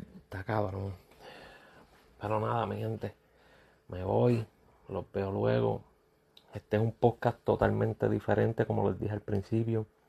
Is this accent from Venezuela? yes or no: no; Puerto Rico; siendo uno puertorriqueño